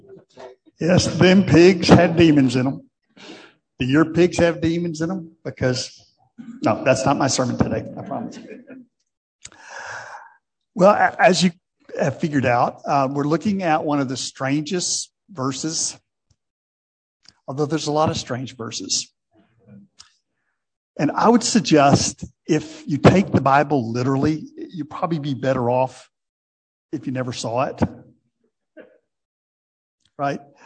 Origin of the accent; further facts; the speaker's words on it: United States; As an American